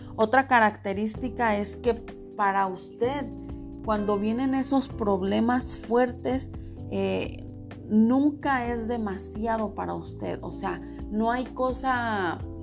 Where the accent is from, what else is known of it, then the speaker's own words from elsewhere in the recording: Mexico; porque yo soy mexicana